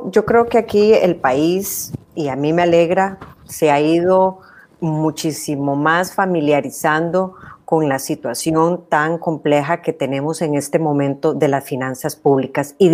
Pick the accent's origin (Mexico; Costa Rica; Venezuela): Costa Rica